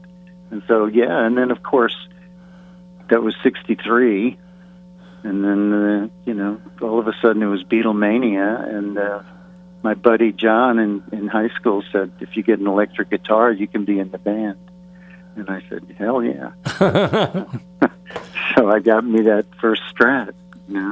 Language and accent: English; New York City, New York, United States; moved away as an adult; now in Franklin, United States; I inherited the house I grew up in Queens in the early 90s